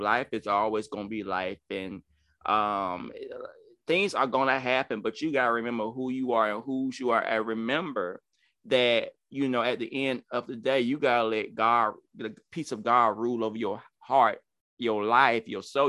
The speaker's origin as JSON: {"language": "English", "region": "Georgia", "country": "United States", "accent": "country", "said": "excuse my country accent, y'all. I'm, I'm, I'm from Georgia"}